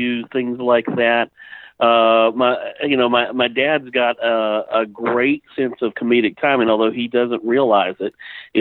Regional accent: Fayetteville, Georgia, United States; I grew up here in Fayetteville, Georgia, graduated from Fayette County High School

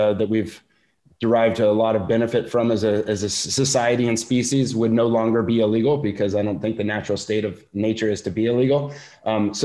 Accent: Santa Barbara, California, United States; my hometown of Santa Barbara

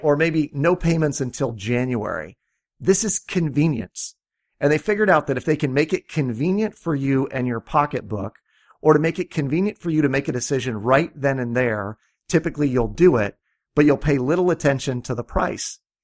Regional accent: Iowa, United States; I'm from Iowa

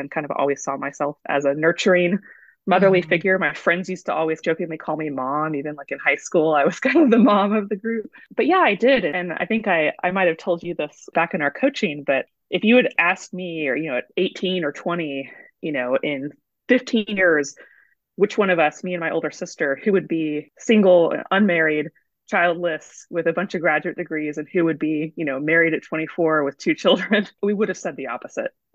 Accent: San Antonio, Texas, United States; I moved back to my hometown in San Antonio

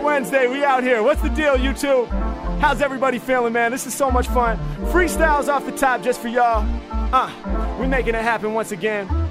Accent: Portland, Oregon, United States; now in Los Angeles, United States; I'm from Portland, it's the Blazers

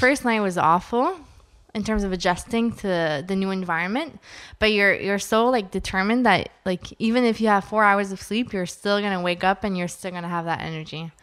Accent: Ottawa, Ontario, Canada; I'm from Ottawa, so I work, uh, with the government, for the government

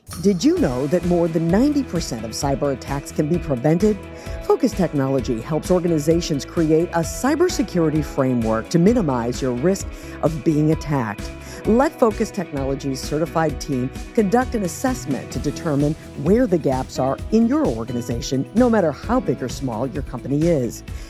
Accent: Jefferson City, Missouri, United States; born or raised there; also born or lived in Washington, Missouri; now in Swampscott, United States

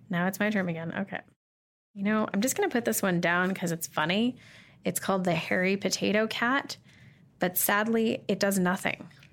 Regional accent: Calgary, Alberta, Canada; I'm from Calgary

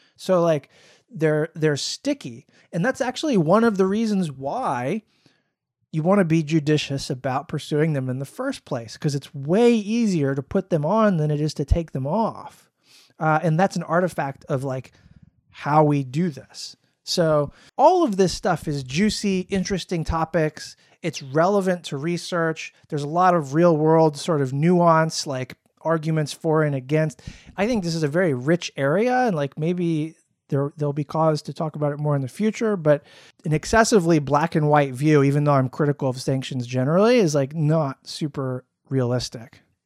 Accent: Florida, United States; moved away; When I was growing up in Florida, I had more racist incidents

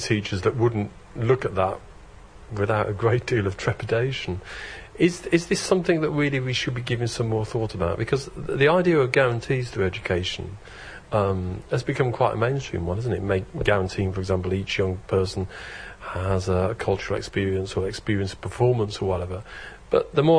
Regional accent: Birmingham, West Midlands, United Kingdom; I come from Birmingham

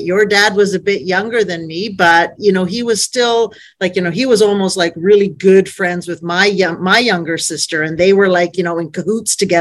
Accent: Calgary, Alberta, Canada; So I grew up here in Calgary, Alberta. I was born and raised

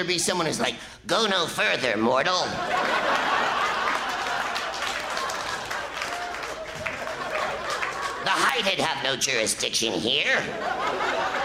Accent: California, United States; I'm from California

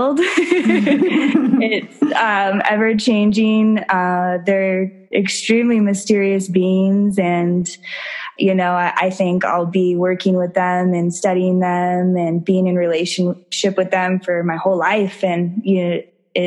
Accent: Morrison, Colorado, United States; also born or lived in Denver; I grew up in Colorado. So I was born and raised in Morrison

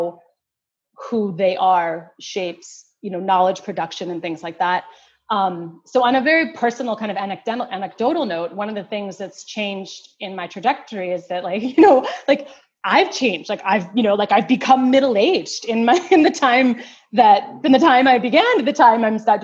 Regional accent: United States; I'm an African-American woman, you know, from a mixed race background.

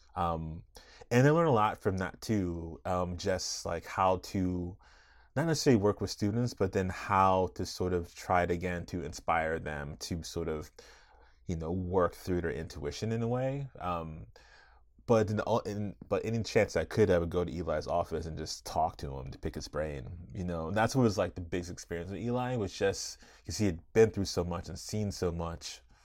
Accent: Arlington, Virginia, United States; I grew up right outside Washington, D C, in Arlington, Virginia

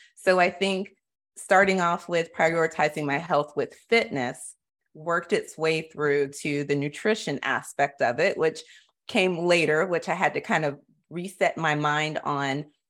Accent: Florida, United States; I grew up in Florida

